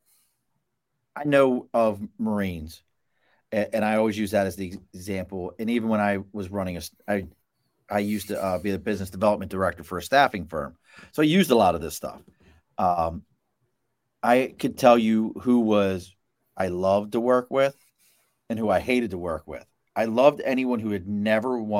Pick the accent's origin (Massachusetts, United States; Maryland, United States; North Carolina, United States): Maryland, United States; Baltimore; now in Albany, United States; I grew up in Baltimore. I'm in Albany, New York right now, but I grew up in Baltimore